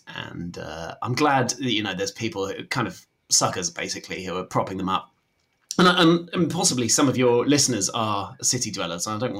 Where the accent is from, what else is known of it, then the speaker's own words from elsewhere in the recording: Barkham, South East England, United Kingdom; now in London, United Kingdom; I'm from Barkham, which, you know, previously mentioned and some described as the centre of the world, but... some don't even know it's here, and I have moved away.